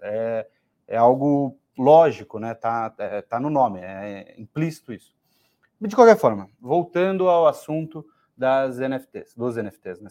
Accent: Brazil; a gente é brasileiro

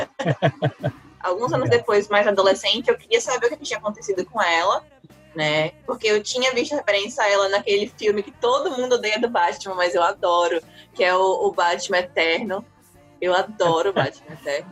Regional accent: Aracati, Ceará, Brazil; moved away; Eu nasci, confere, eu nasci e me criei em Aracati

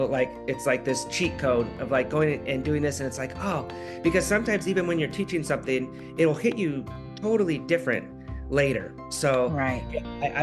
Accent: Alaska, United States; now in California, United States; my home state of Alaska

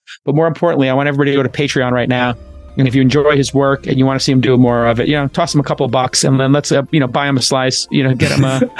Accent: New York City, New York, United States; I'm from Bayridge, Brooklyn.

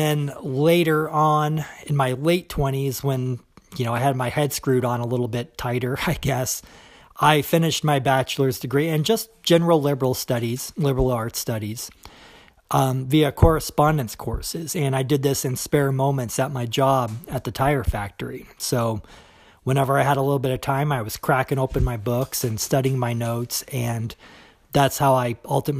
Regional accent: United States; accent: American; I am an American

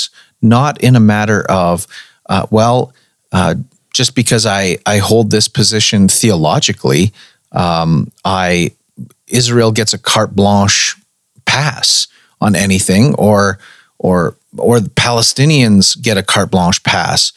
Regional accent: Canada; before I am Canadian, before I am ethnically Caucasian

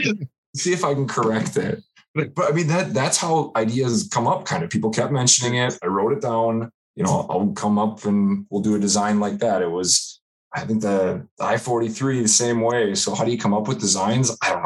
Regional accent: Wisconsin, United States; I'm from Wisconsin.

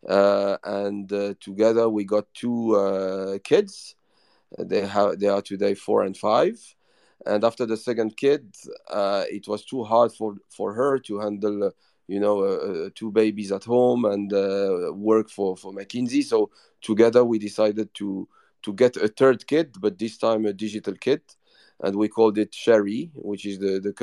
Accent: Rabat, Rabat-Salé-Kénitra, Morocco; also born or lived in Paris, France / New York, United States; now in Casablanca, Morocco; the person born and raised in Morocco, Rabat, which is the administrative capital

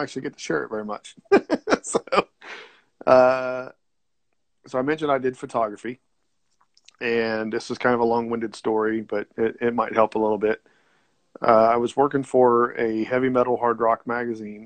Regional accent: Ohio, United States; I'm in Ohio. So I'm about 90 miles away from Cincinnati.

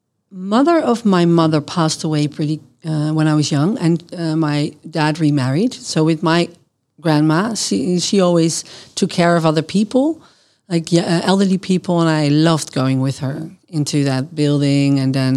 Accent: Genemuiden, Overijssel, Netherlands; English is a second language; also born or lived in Boskoop; I grew up in various places in the Netherlands, so I moved around a lot. I was born in Boskoop, which is near Gouda in The Hague, that area.

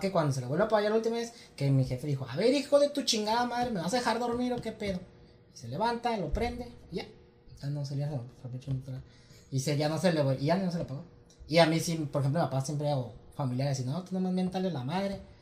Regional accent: Mexico; yo crecí en Virreyes

